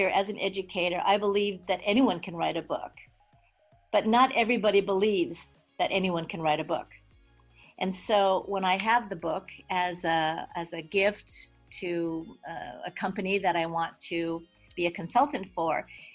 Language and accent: English; Hawaii, United States; also born or lived in New York; And so I grew up in Hawaii with a very eclectic background. I was actually born in New York